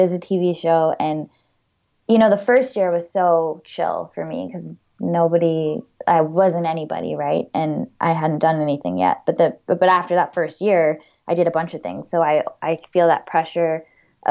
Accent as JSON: {"language": "English", "region": "Florida", "country": "United States", "tie": "born or raised there", "said": "I grew up climbing in Florida"}